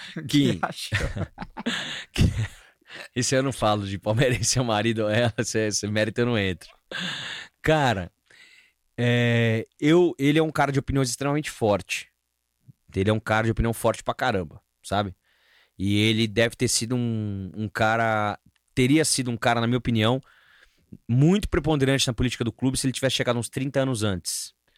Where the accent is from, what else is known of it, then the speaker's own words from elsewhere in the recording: São Paulo, Brazil; also born or lived in Mogi Guaçu, São Paulo; eu morei seis anos em Mogi Guaçu, interior de São Paulo, que eu contei para vocês aqui, dos meus 10 aos 16 anos. Nasci em São Paulo e morei lá seis anos.